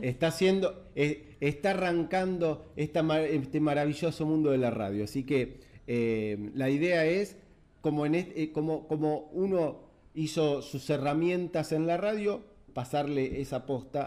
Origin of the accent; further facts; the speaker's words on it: Mariano Acosta, Buenos Aires Province, Argentina; nosotros nacimos en Mariano Costa, que es una localidad del partido de Merlo